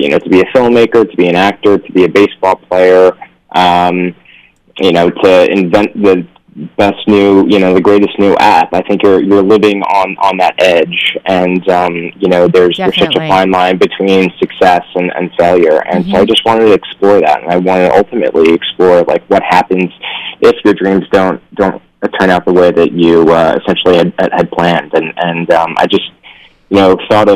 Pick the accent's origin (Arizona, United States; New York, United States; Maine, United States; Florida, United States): New York, United States; moved away as an adult; now in Los Angeles, United States; I'm originally from New York. I moved out to L.A.